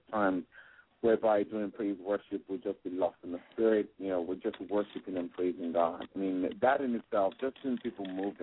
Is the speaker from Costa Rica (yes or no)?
no; Nigeria; accent: mixed, transatlantic; also born or lived in England; now in Gaithersburg, United States; growing up in Nigeria, we had nothing